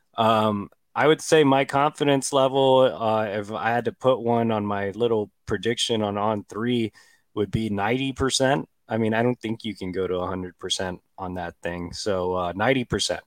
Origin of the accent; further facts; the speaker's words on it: Texas, United States; I'm from Texas